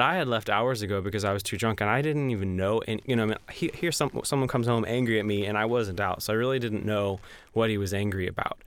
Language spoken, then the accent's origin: English; Georgia, United States; also born or lived in New York / Tennessee; now in Nashville, United States; I'm from Georgia